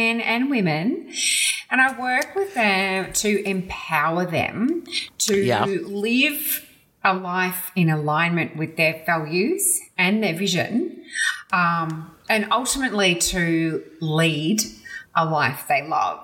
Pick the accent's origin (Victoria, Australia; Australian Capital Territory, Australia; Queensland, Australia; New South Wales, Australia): Victoria, Australia; Melbourne; we grew up in Mitcham in Melbourne